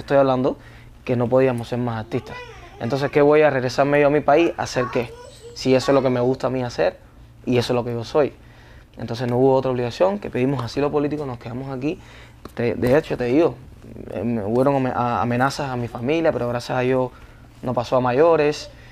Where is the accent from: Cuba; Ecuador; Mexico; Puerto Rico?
Cuba; moved away as an adult; also born or lived in Las Vegas, Nevada, United States; now in United States; esa es mi tierra donde yo nací